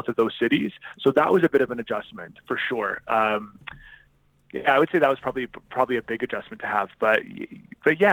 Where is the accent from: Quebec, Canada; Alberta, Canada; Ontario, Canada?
Quebec, Canada; Montreal; moved away as an adult; also born or lived in New York City, United States; now in Toronto, Canada; I'm originally from Montreal. I grew up in Montreal and I left there when I was about 19